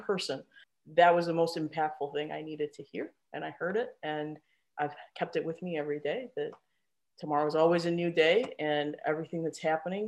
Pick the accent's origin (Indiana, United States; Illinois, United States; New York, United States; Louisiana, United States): Illinois, United States; Chicago; moved away as an adult; also born or lived in Tucson, Arizona / Washington, District of Columbia, United States; now in Bay Area, United States; I'm in Chicago.